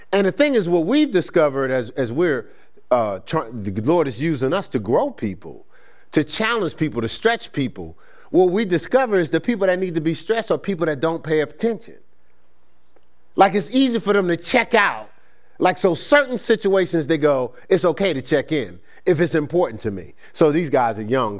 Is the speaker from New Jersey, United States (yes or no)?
yes; Newark, New Jersey, United States; growing up in Newark